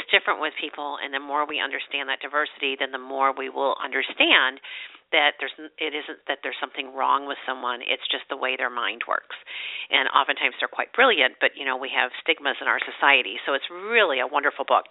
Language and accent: English; St. Louis, Missouri, United States; also born or lived in Chesterfield, Missouri; I'm from St. Louis, and I'm a native